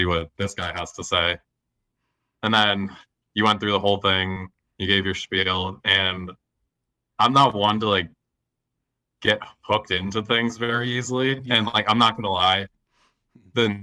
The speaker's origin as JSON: {"language": "English", "town": "Lowell", "region": "Massachusetts", "country": "United States", "tie": "born or raised there", "also_born_or_lived": "Somerville, Massachusetts", "said": "I grew up around Lowell, Massachusetts"}